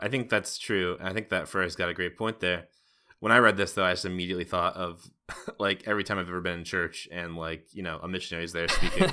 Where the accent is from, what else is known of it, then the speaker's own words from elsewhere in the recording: United States; I'm an American